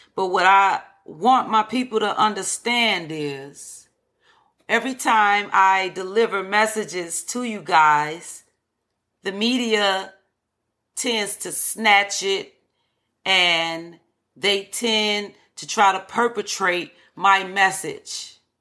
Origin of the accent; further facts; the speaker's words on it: Chicago, Illinois, United States; I am from Chicago from the projects, Henry Horner projects.